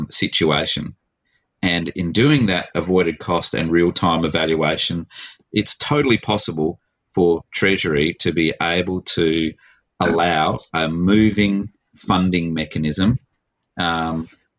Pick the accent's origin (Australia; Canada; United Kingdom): Australia; Adelaide, South Australia; So I'm an Adelaide boy. I was born here in Adelaide in 1968.